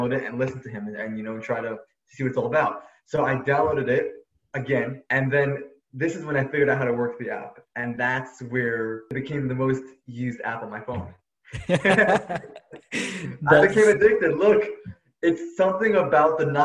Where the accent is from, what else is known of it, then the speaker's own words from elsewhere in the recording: New York City, New York, United States; now in Los Angeles, United States; I'm from Brooklyn, New York, but now I'm living in Los Angeles